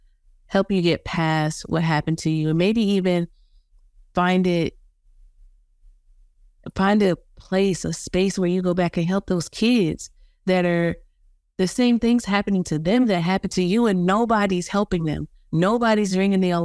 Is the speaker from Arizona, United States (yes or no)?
no; South Carolina, United States; I'm from South Carolina